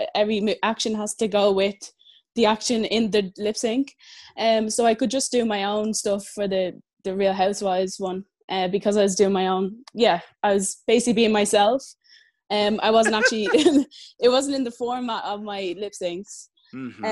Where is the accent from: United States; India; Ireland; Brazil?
Ireland; Dublin, Leinster; I'm from Dublin, Ireland, and I've just finished high school